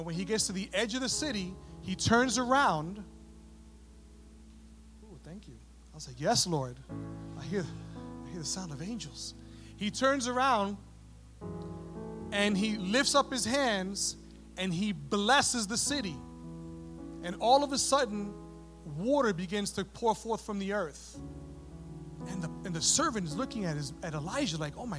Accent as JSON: {"language": "English", "town": "New York City", "region": "New York", "country": "United States", "tie": "born or raised there", "also_born_or_lived": "San Antonio, Texas", "moved": "as an adult", "said": "I grew up in New York City, and so we're very familiar with the Jewish community"}